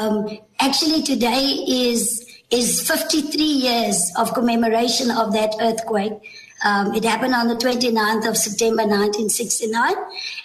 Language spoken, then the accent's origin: English; Tulbagh, Western Cape, South Africa; And I was truly blessed to be able to be born here and to grow up as a child in Tilburg.